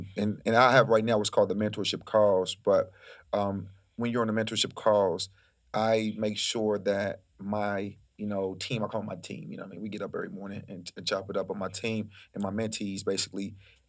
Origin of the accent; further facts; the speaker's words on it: Panama; I mean, I come from a third world country. Yeah. I come from Panama, but Panama got American prices.